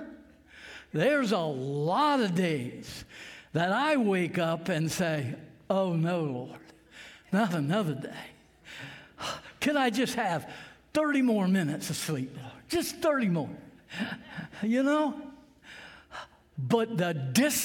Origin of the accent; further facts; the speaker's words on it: Sussex County, Delaware, United States; I grew up here in Sussex County, like I said, a little farm not too far from here, and I went to Laurel High School